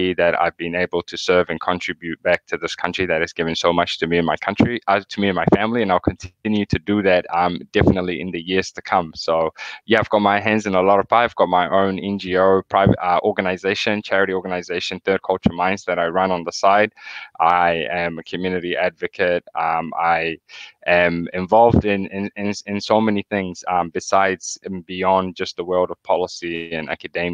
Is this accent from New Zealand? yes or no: yes; New Zealand; born or raised there; also born or lived in Somalia / Kenya